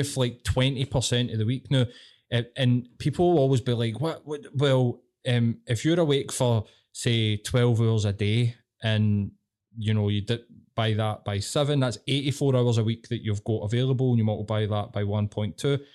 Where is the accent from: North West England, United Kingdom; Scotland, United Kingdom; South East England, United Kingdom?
Scotland, United Kingdom; Glasgow; I'm fucking Glaswegian